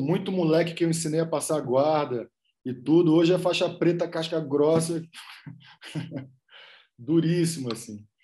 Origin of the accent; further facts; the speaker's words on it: Rodelas, Bahia, Brazil; moved away as an adult; also born or lived in Salvador / Colombia / Los Angeles; a cidade onde meus pais nasceram, onde eu passei uma parte grande da minha vida, chama Rodelas